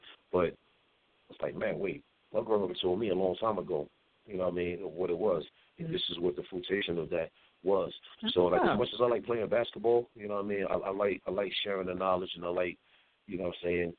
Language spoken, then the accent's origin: English; Philadelphia, Pennsylvania, United States; also born or lived in New York; Nah, I grew up, I was born in Philly.